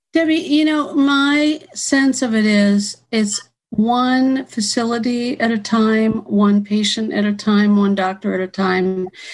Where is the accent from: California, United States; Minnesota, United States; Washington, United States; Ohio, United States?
Ohio, United States; moved away as an adult; now in Florida, United States; I'm from Ohio. I've only been in Florida for a few years